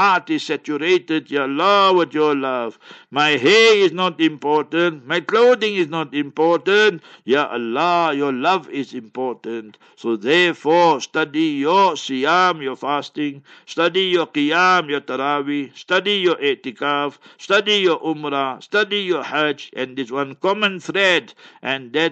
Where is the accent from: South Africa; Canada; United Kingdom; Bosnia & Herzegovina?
South Africa; Heidelberg, Gauteng; moved away; One day I went to Heidelberg, my hometown.